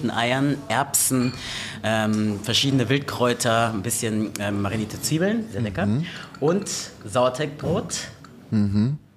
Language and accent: German; Göttingen, Lower Saxony, Germany; Aus Göttingen, Südniedersachsen.